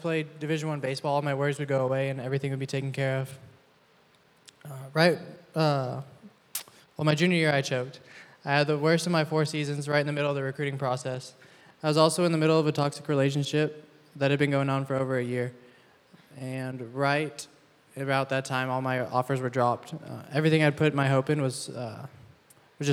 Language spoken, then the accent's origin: English; East Texas, United States; moved away as an adult; now in San Diego, United States; Grew up in a small town in East Texas, but now I'm a student athlete at Point Loma Nazarene University